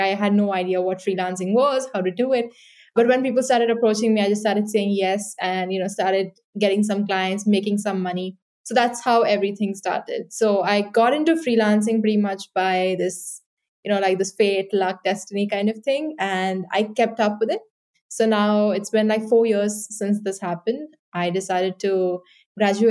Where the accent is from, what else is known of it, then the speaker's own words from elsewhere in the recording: Mumbai, Maharashtra, India; moved away as an adult; also born or lived in Dublin, Ireland; I grew up in Mumbai in India, and then I moved to Dublin for university